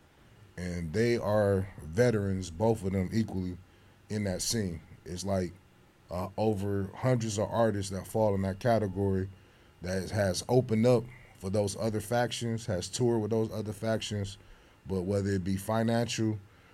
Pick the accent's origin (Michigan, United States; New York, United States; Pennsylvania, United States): Michigan, United States; Detroit; Growing up in Detroit, a lot of my uncles and cousins and family male figures was involved